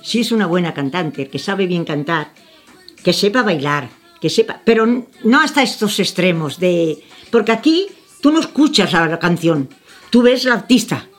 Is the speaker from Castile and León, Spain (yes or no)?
no; Andalusia, Spain; soy andaluza